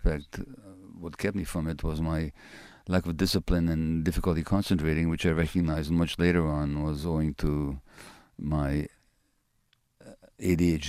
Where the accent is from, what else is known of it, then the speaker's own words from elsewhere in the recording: Budapest, Hungary; it's my birth city, Budapest. And I was born there in January 1944 to Jewish parents.